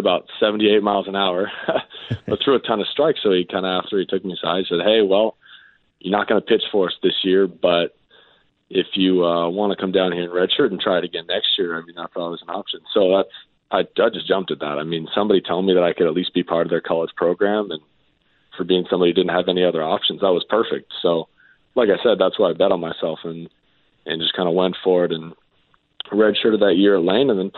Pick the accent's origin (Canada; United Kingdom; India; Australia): Canada; growing up in Canada